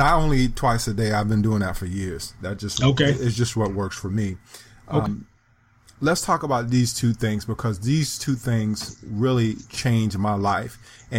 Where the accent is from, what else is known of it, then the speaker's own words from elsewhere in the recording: South Carolina, United States; I'm from South Carolina